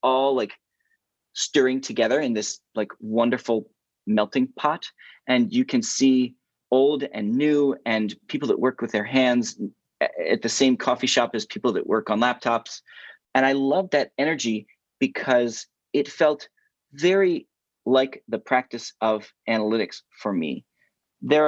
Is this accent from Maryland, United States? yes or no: yes; Hereford, Maryland, United States; also born or lived in Philadelphia; I grew up 30 minutes north of Baltimore in a little place called Hereford, Maryland